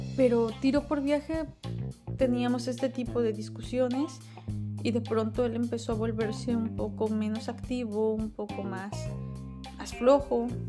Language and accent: Spanish; Mexico; Yo soy mexicana